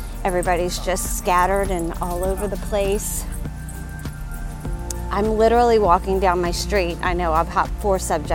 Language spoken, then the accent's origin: English; Louisiana, United States; born and raised in Louisiana